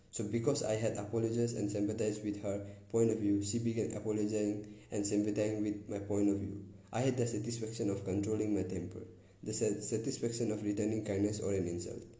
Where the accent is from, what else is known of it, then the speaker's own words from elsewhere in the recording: Concord, Massachusetts, United States; born there; See, I was born in Concord, Massachusetts.